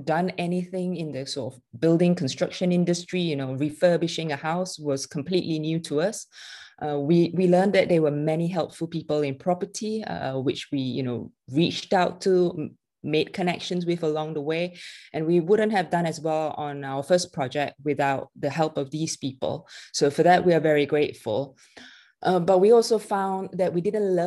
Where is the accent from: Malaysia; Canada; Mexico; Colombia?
Malaysia; moved away; I was born and raised in Malaysia, and my family is still very much there